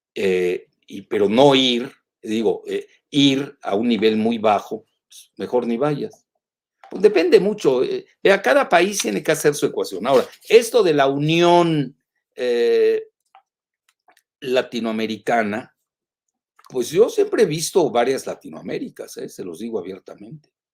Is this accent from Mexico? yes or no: yes; Mexico; somos los mexicanos en Estados Unidos